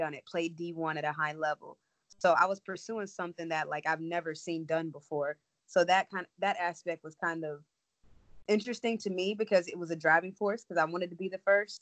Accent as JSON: {"language": "English", "region": "West Virginia", "country": "United States", "tie": "born or raised there", "moved": "as an adult", "said": "I'm from West Virginia"}